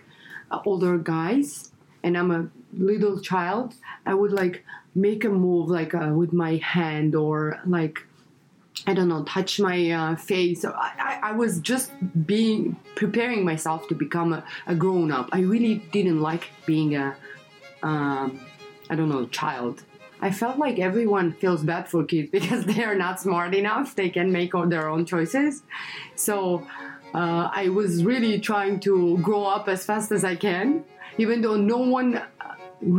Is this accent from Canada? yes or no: no; Russia; moved away as an adult; also born or lived in Armenia; now in Los Angeles, United States; I was born in Armenia, raised in Russia.